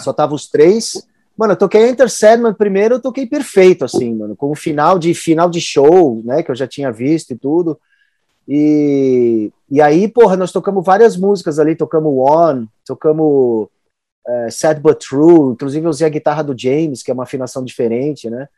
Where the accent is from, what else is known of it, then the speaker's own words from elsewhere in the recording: Brazil; Sendo brasileiro